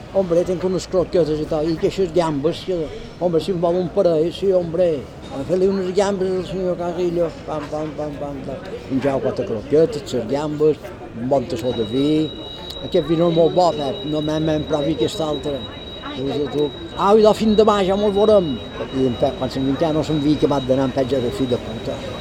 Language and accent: Catalan; Palma, Balearic Islands, Spain; Jo quan vaig néixer a Esquerrer, aquí a la trava, jo no tenia aigua